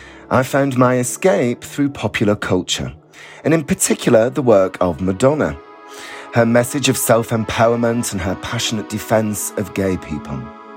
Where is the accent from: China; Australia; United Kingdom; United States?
United Kingdom; Bolton, North West England; moved away as an adult; now in London, United Kingdom; I grew up in Bolton in the 1980s